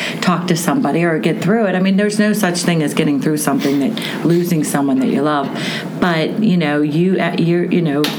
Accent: Pittsburgh, Pennsylvania, United States; we're both Pittsburghers

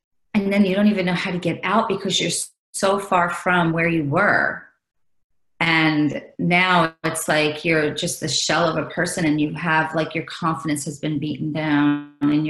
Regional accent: New York, United States; I'm from New York

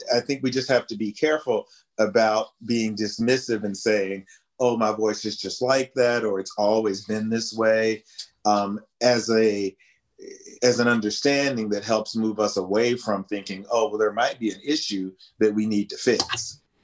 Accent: West Virginia, United States; in a local church choir in my hometown in West Virginia

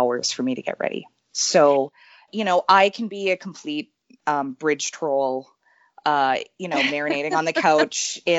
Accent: Winnipeg, Manitoba, Canada; I'm from Winnipeg, Manitoba

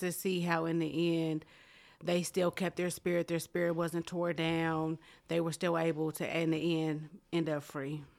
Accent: Muncie, Indiana, United States; born and raised in Muncie

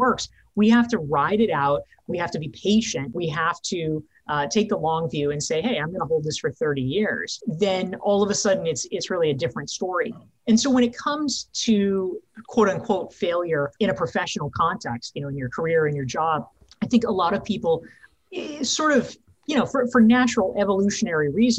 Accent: North Carolina, United States; now in New York City, United States; I grew up in North Carolina and I live in New York City now.

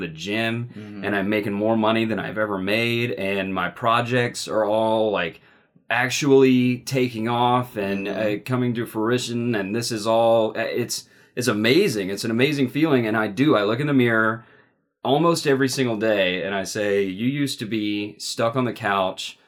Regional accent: Mississippi, United States; I grew up in Mississippi

